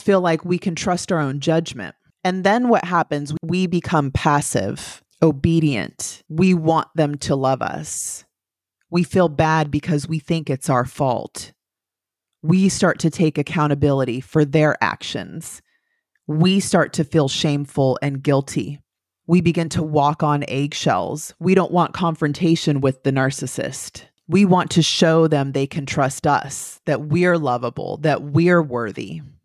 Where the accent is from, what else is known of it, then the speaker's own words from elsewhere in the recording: the valley in California, United States; moved away as an adult; now in Florida, United States; I'm from California. I'm from the valley in California, about two hours southeast of San Francisco